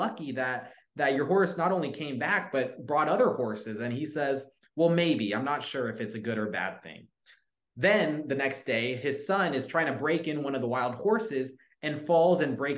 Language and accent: English; Coppell, Texas, United States; Dallas, Texas area, it's a suburb about 25 minutes out of downtown Dallas called Coppell